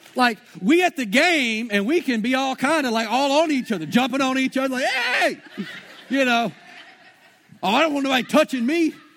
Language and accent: English; Shreveport, Louisiana, United States; moved away; I'm from Shreveport